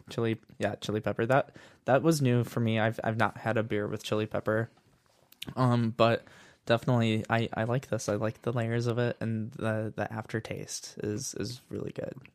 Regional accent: Northwest Indiana, United States; I'm from Northwest Indiana

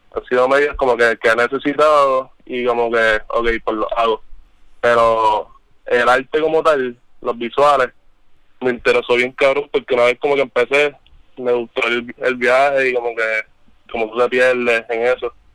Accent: Trujillo Alto, Puerto Rico; yo soy de Trujillo. Yo soy un arrecostado.

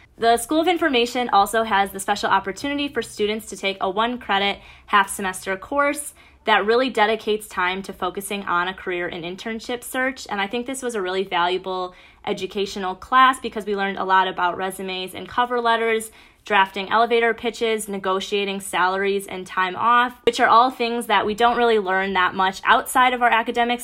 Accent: Bloomfield Hills, Michigan, United States; I'm from Bloomfield Hills, Michigan, which is about an hour northeast of Ann Arbor

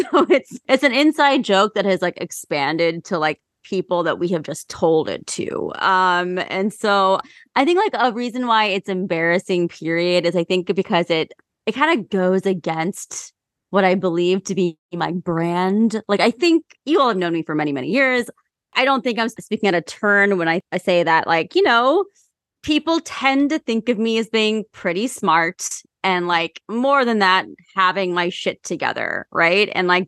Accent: Ohio, United States; I'm from Ohio, and I'm sorry for my home state.

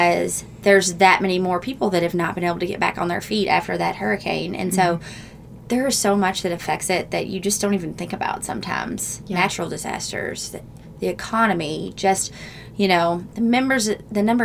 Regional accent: Louisville, Kentucky, United States; we're from Louisville.

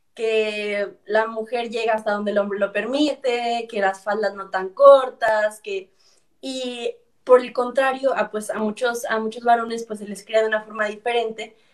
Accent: Ciudad Victoria, Tamaulipas, Mexico; yo soy de Ciudad Victoria

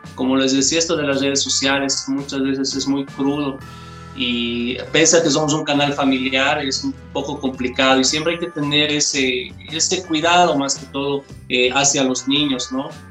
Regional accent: Bolivia; todos somos acá de Bolivia

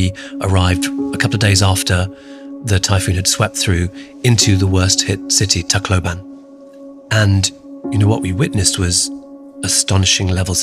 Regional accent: United Kingdom; also born or lived in Calcutta, India; My family left when I was three and then moved to the United Kingdom. And I grew up in the UK, hence the accent

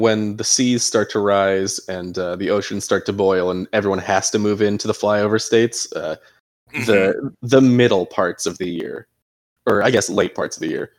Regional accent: Ireland; I'm Irish. Let's lower this 10 degrees. I would like to wear a jacket all the time.

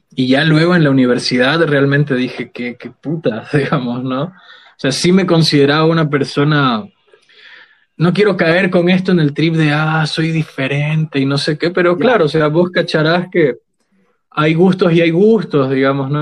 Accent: Sucre, Chuquisaca, Bolivia; Yo soy de Sucre, toda mi familia viene de Sucre

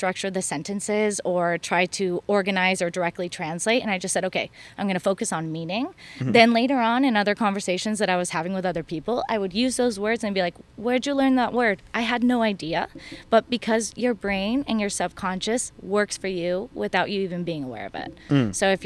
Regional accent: Elk Grove, California, United States; moved away as an adult; now in Madrid, Spain; I'm from Elk Grove

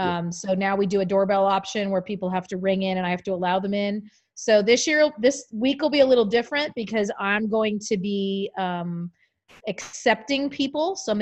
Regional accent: East Coast, United States; but yeah, it's incredible because I'm from the East Coast. And so East Coast people normally have a very high opinion.

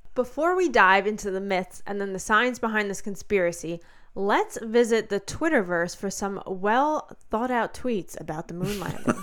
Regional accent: United States; especially as an American

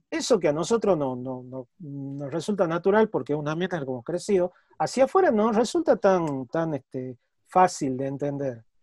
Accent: Tucumán, Argentina; also born or lived in Spain; entre mis señas de identidad, está que soy tucumano

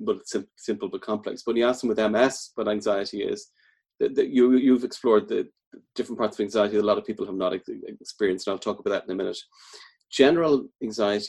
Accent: Dublin, Leinster, Ireland; moved away as an adult; also born or lived in Midlands, Ireland; now in Galway, Ireland; I'm from Dublin originally, but I've been in the Midlands for about 15 years and then Galway now about 11 years.

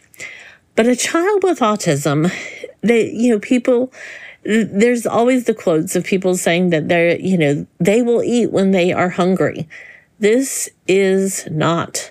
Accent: Florida, United States; I grew up in Florida where we had all kinds of, you know, fruit trees in our yard

